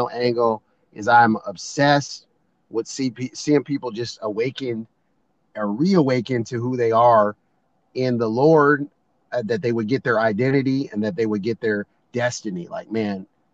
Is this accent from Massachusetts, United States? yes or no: no; Seattle, Washington, United States; My wife and I are both born and raised in Seattle, not imports like most